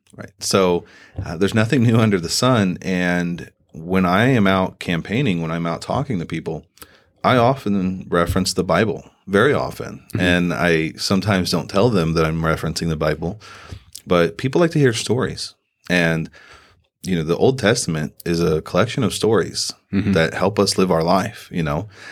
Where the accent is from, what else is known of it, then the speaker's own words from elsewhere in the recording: Southern Indiana, United States; moved away as an adult; also born or lived in Fort Devens, Massachusetts; now in Sierra Vista, United States; I'm originally from Southern Indiana. Uh, grew up in a farming community.